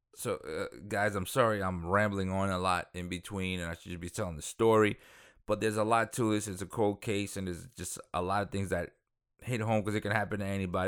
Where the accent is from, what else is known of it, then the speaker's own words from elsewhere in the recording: New York City, New York, United States; also born or lived in Dominican Republic; I'm from Dominican Republic, but I grew up in Queens.